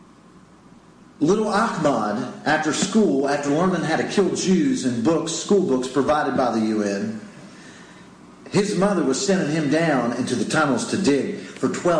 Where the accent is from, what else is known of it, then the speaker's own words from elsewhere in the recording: United States; as an American